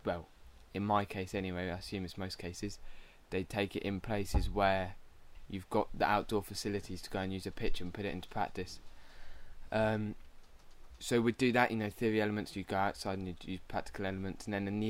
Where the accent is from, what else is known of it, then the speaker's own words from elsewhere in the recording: Ipswich, East of England, United Kingdom; I'm from Ipswich